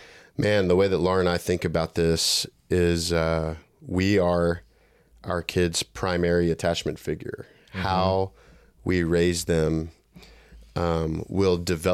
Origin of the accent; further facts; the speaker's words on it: Laredo, Texas, United States; moved away as an adult; now in Dallas–Fort Worth, United States; Born and raised in Laredo, Texas, and I would say I grew up with a biblical family